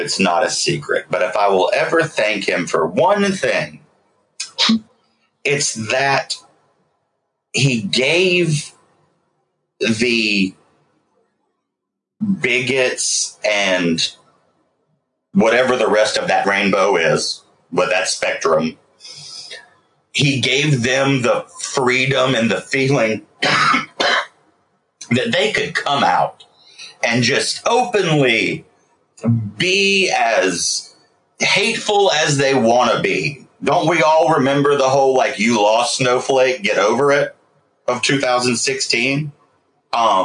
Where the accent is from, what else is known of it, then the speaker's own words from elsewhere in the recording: South Carolina, United States; as a gay person growing up in the South